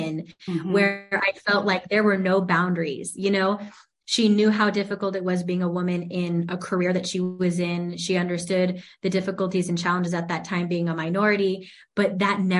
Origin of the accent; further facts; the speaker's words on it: La Puente, California, United States; I am born and raised in La Puente, actually. And That's LA County still